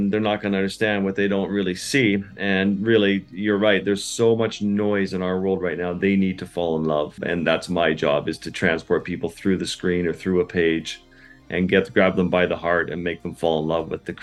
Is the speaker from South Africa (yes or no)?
no; Canadian Arctic, Canada; having grown up in the Arctic with the Inuit